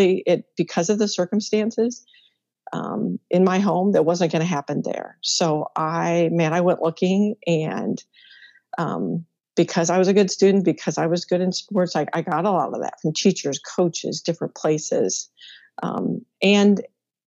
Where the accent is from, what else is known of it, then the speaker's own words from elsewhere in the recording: Midwest, United States; I'm a Midwest girl, born and raised there